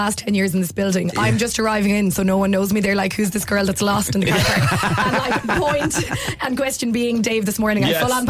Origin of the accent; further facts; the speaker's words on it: Limerick, Munster, Ireland; I'm also 29. I'm a Leo from Limerick.